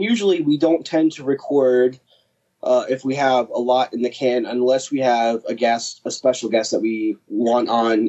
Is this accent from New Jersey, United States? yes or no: yes; Kingsburg, New Jersey, United States; moved away as an adult; now in Bordentown, United States; Because I grew up in Kingsburg. And then, of course, I moved out of Kingsburg and I moved to Bordentown